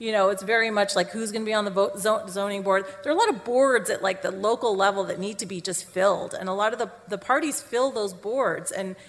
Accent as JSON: {"language": "English", "country": "Canada", "tie": "born or raised there", "moved": "yes", "lives_now": "United States", "said": "because I grew up in Canada"}